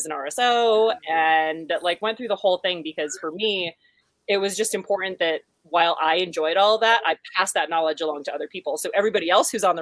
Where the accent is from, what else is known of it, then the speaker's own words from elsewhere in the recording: New Hampshire, United States; moved away as an adult; also born or lived in western United States; growing up in New Hampshire